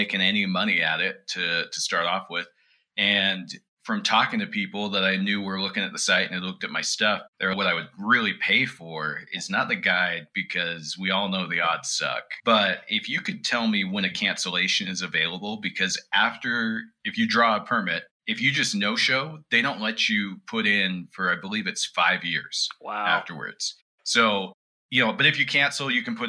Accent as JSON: {"language": "English", "town": "Kuna", "region": "Idaho", "country": "United States", "tie": "born or raised there", "moved": "yes", "lives_now": "Provo, United States", "said": "So I grew up mostly in Idaho, around the Boise area, just this little town outside of Boise, moved there"}